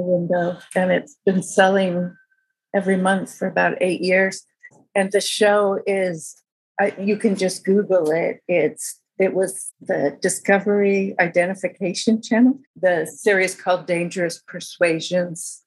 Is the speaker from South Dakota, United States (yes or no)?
no; outside of Berkeley, California, United States; I grew up outside of Berkeley